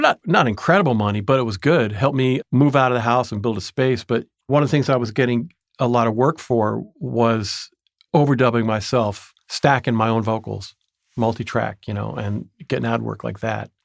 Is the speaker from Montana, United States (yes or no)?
no; Tarrytown, New York, United States; moved away as an adult; also born or lived in Toronto, Canada; now in Oakland, United States; I grew up in Tarrytown, New York, now called Sleepy Hollow